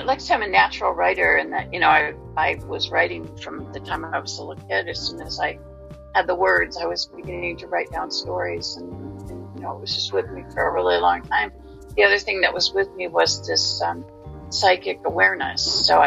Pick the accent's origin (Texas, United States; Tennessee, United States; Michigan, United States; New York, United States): Michigan, United States; Detroit; moved away as an adult; now in Massachusetts, United States; I'm from the Midwest originally. I grew up around Detroit, Michigan, and came out here about 30 plus years ago now